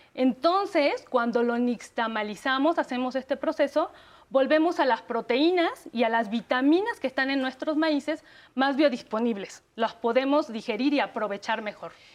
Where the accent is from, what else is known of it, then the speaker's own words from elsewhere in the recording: Mexico; plus que tenemos los mexicanos